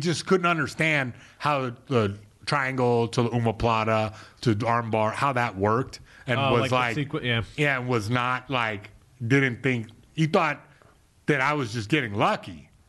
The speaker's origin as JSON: {"language": "English", "country": "United States", "tie": "born or raised there", "said": "look, I'm American, sort of born here and raised here."}